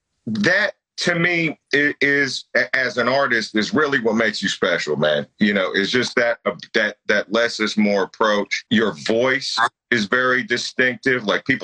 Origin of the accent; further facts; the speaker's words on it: Bay Area, California, United States; Obviously, we're both from the Bay Area.